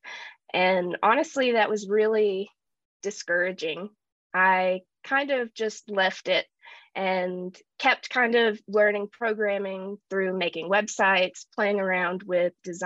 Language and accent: English; Appalachian Mountains, United States; growing up in the Appalachian Mountains